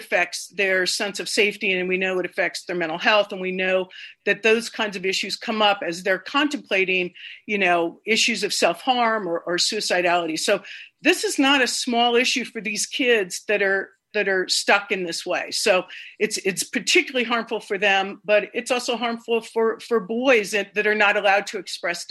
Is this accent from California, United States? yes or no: yes; Bay Area, California, United States; I grew up in California. I grew up in the Bay Area